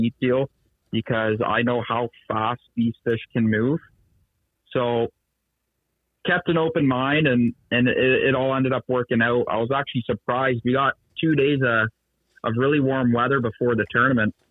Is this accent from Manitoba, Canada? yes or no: no; Bowmanville, Ontario, Canada; I'm from Bowmanville, Ontario